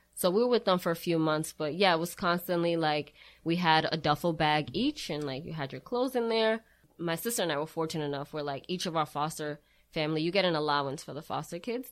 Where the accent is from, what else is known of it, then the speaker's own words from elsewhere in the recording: Brockton, Massachusetts, United States; I am originally born and raised in Brockton.